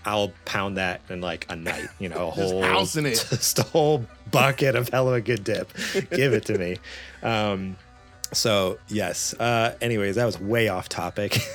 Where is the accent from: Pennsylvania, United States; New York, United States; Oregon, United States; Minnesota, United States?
New York, United States; now in California, United States; I grew up in New York